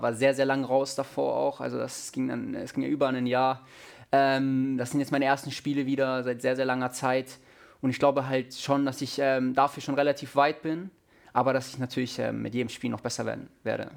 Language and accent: German; Munich, Bavaria, Germany; moved away; Auch in München ist meine Heimatstadt.